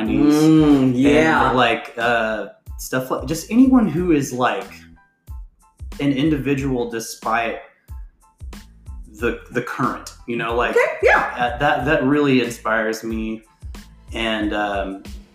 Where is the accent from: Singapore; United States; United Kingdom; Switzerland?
United States; I grew up on the Red River Certified River Rat